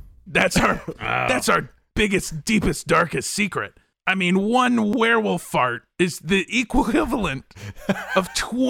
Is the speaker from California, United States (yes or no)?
yes; Encino, California, United States; I did spend a lot of time growing up in Encino, and now I live in Van Nuys